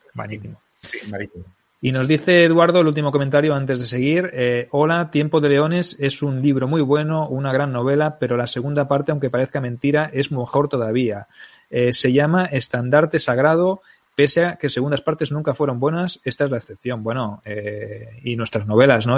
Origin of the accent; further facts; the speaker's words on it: Barcelona, Catalonia, Spain; soy de Barcelona